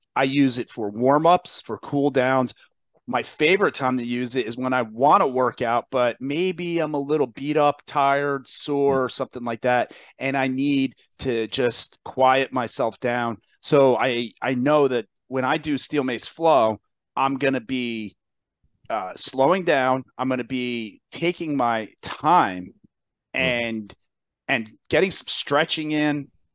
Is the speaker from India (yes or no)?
no; New Jersey, United States; New Jersey.